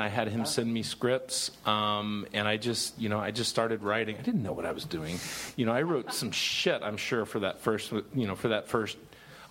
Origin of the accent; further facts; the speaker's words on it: Dallas, Texas, United States; I grew up in Dallas with the Wilson brothers